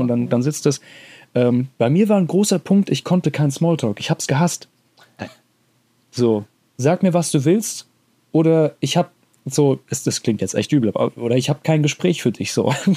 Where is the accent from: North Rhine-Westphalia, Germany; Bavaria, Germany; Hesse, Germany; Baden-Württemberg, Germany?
Hesse, Germany; accent: Hessian; so vor Ort rede ich auch mal in meinem Dialekt